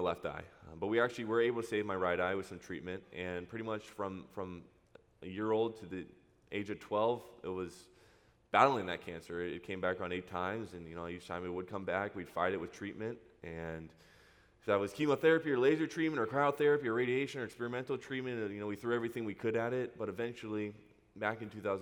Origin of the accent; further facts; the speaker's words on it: Huntington Beach, California, United States; I grew up in Huntington Beach. Went to school there. Went to high school in Orange, so been here my entire life.